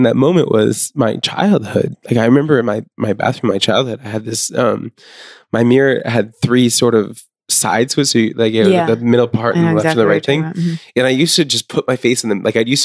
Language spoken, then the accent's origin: English; Maine, United States; I grew up in Maine